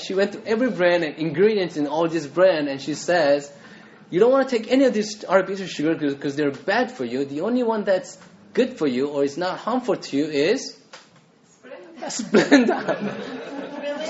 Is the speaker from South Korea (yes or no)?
yes; South Korea; moved away; so I grew up in Korea